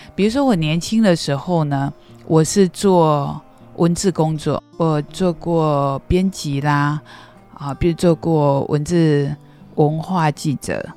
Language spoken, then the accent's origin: Chinese; Qimei, Penghu County, Taiwan; moved away; 从小出生在澎湖七美乡下，家里很穷